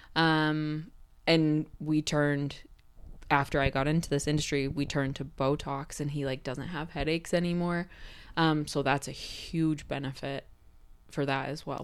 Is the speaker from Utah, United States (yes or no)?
yes; Cache Valley, Utah, United States; being in Cache Valley, where I'm born and raised